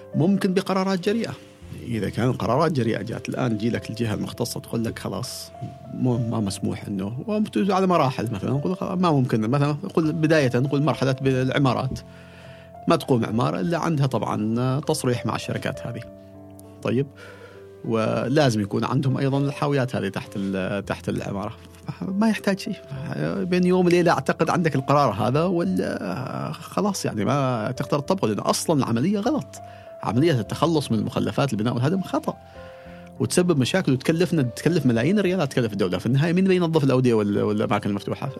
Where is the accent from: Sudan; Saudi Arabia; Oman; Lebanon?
Oman; عندنا في عمان